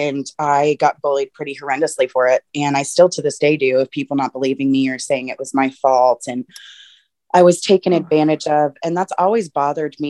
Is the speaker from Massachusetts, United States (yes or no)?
no; Texas, United States; moved away as an adult; now in Seattle, United States; from Texas